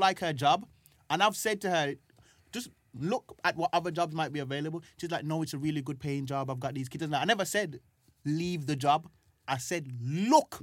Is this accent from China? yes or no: no; Jamaica; also born or lived in Birmingham, United Kingdom; now in London, United Kingdom; I was growing up in Jamaica, and the part of Jamaica that I was growing up in, I had to walk down the road to get water